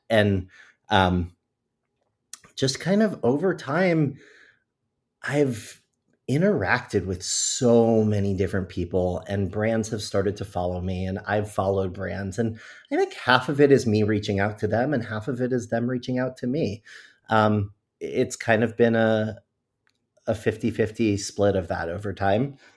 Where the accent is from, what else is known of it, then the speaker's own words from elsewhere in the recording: Florida, United States; I'm born and raised in Florida